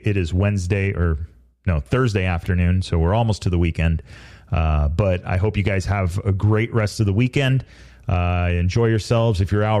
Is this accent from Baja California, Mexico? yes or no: yes; Baja California, Mexico; Like, growing up in Baja to me and watching these guys ride and watching him ride.